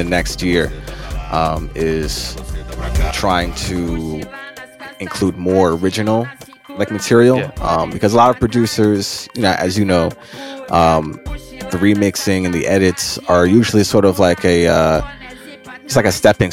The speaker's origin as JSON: {"language": "English", "country": "Jamaica", "said": "I'm Jamaican"}